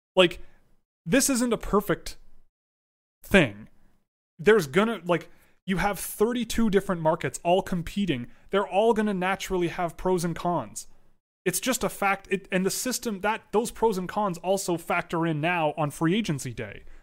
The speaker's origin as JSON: {"language": "English", "town": "Toronto", "region": "Ontario", "country": "Canada", "tie": "born or raised there", "said": "I was born and raised in Toronto."}